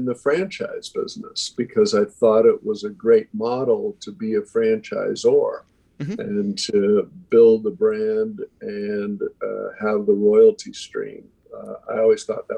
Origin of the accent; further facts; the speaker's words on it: Hingham, Massachusetts, United States; I grew up just south of Boston, a little town called Hingham, Massachusetts